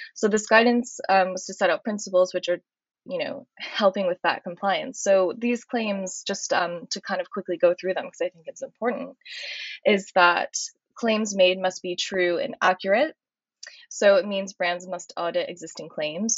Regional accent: United States; I'm American

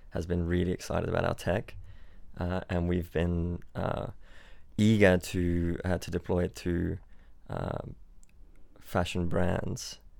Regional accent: Byron Bay, New South Wales, Australia; born or raised there; also born or lived in Switzerland

